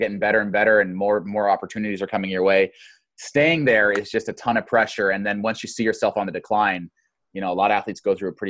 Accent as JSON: {"language": "English", "town": "Boise", "region": "Idaho", "country": "United States", "tie": "born or raised there", "moved": "yes", "lives_now": "Eugene, United States", "said": "I grew up in Boise, Idaho"}